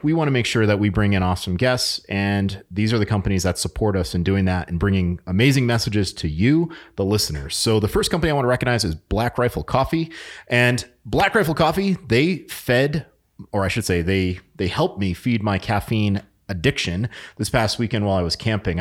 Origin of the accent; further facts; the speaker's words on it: New England, United States; moved away; I'm from New England